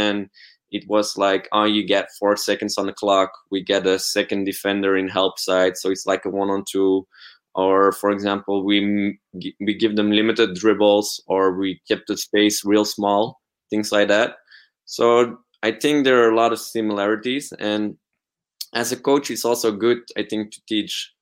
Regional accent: Belgium; I'm from Belgium.

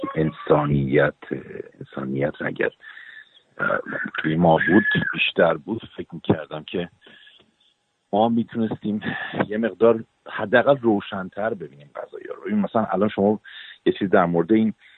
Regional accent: Iran; moved away; الان سالهای سالی که از ایران زدم بیرون

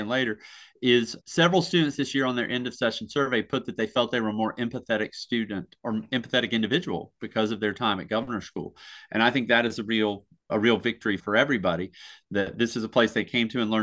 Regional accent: Surry County, North Carolina, United States; I come from a very small county. I come from Surrey County.

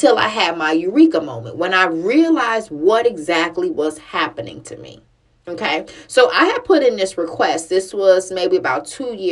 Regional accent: Chicago, Illinois, United States; I grew up in Chicago

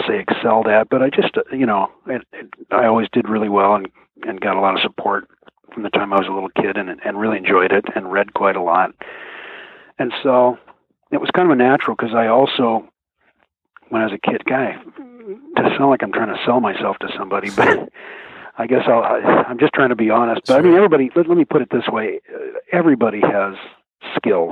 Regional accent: Mercer Island, Washington, United States; I grew up on Mercer Island

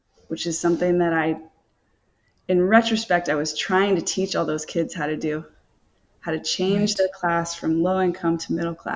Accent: rural North Carolina, United States; moved away as an adult; also born or lived in New York City; And I grew up in North Carolina, so it's like I had no, like, rural North Carolina.

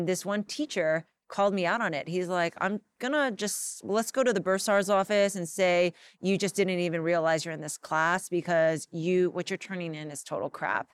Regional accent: Los Angeles, California, United States; I grew up here in Los Angeles

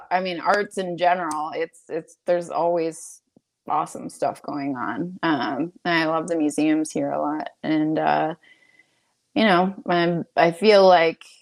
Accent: Manitoba, Canada; born there; Um, well, um, I was born in Manitoba

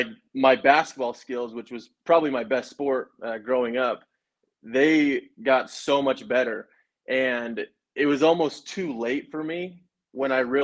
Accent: Rigby, Idaho, United States; grew up in Rigby

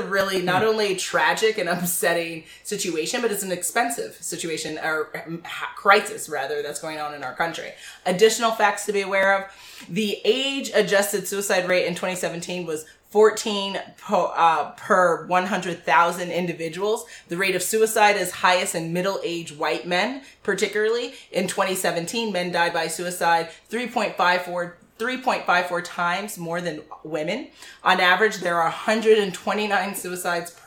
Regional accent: New York City, New York, United States; I was always really lonely between the ages of, I don't know, it was like 6 and 14 when I grew up in Manhattan

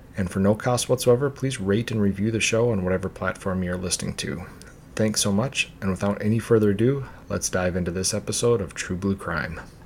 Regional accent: Minnesota, United States; back to my home state of Minnesota

